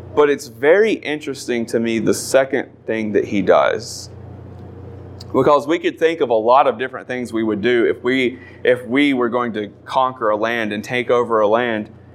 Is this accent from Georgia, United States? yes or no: no; North Carolina, United States; We're from North Carolina. If you couldn't tell by our accent, you know it's a little off.